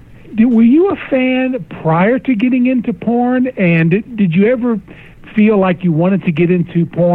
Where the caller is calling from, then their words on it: Cincinnati, Ohio, United States; from Cincinnati.